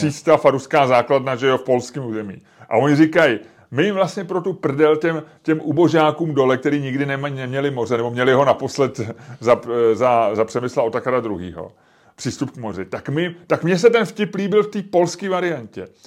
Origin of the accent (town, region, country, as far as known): Czechia